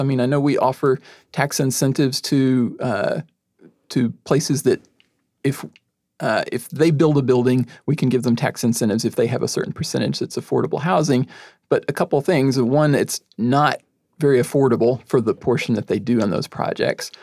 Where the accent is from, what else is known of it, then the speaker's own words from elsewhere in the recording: Texas, United States; moved away as an adult; now in Tacoma, United States; I'm from Texas originally